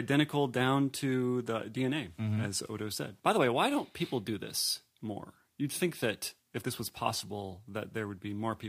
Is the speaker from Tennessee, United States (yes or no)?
no; Indiana, United States; I am from Indiana.